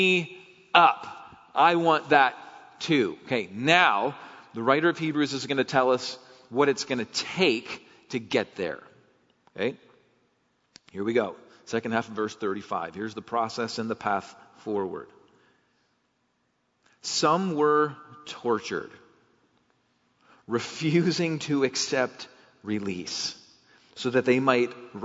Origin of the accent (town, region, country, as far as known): United States